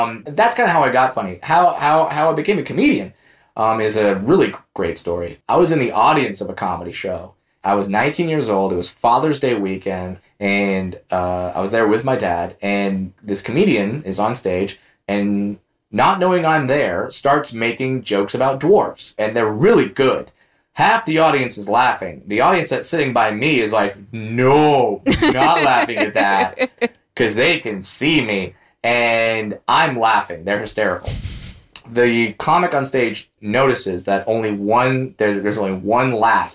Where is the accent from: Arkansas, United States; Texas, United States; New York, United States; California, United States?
California, United States; Orange County; growing up in Orange County, I worked at Disneyland